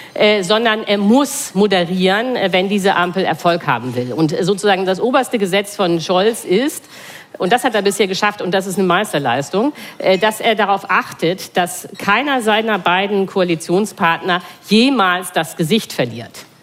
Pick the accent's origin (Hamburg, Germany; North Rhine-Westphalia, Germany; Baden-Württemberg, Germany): Hamburg, Germany; ich bin aus Hamburg